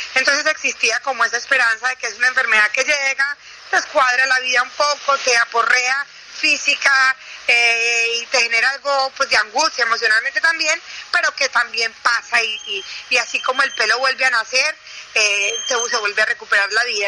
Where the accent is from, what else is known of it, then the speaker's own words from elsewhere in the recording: Paisa, Antioquia, Colombia; yo soy la una afortunada última hija de una familia de ocho, de ocho hijos, como buenos paisas.